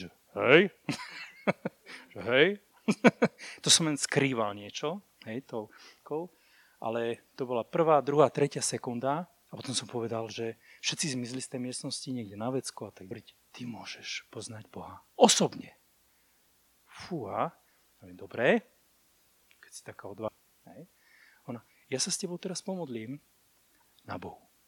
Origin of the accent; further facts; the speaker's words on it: Púchov, Trenčín Region, Slovakia; Ja som inak z Púchova